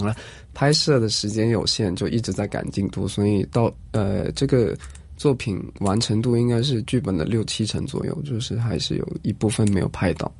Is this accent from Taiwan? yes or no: no; Shantou, Guangdong, China; 我家乡汕头一个小岛上